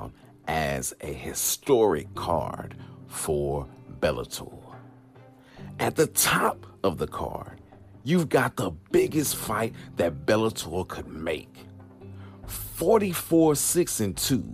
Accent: St. Louis, Missouri, United States; here in St. Louis, Missouri. My hometown.

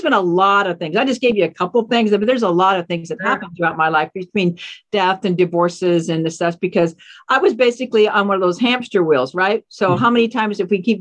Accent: Seattle, Washington, United States; I grew up in Seattle, actually. So this is my native hometown

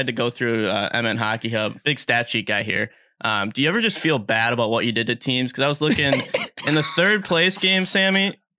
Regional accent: Bloomington, Minnesota, United States; we're from Bloomington here

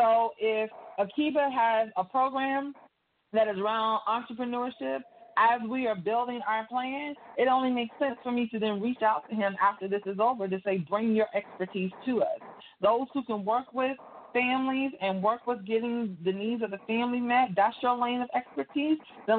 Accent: Virginia Beach, Virginia, United States; moved away as an adult; now in Atlanta, United States; I'm born and raised in Virginia Beach, came down here to go to school at Morris Brown College, never left.

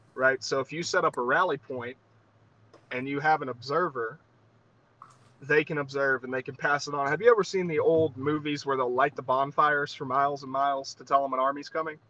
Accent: Southeast Alabama, United States; now in Montana, United States; I grew up in Southeast Alabama

